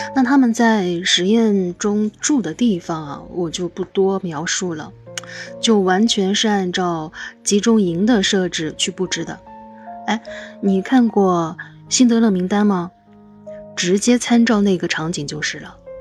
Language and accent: Chinese; China; 我们中国人